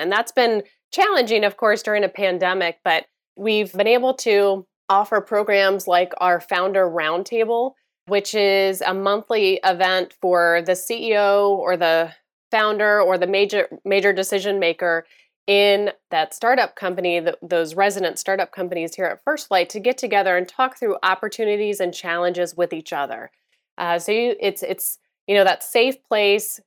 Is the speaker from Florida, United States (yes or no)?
yes; Florida, United States; also born or lived in Chicago area; I'm originally from the Chicago area, but I grew up in Florida.